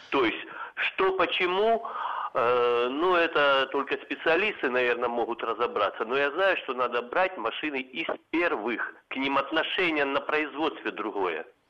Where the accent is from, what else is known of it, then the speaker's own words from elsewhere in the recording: Krasnodar, Krasnodar Krai, Russia; я там из Краснодара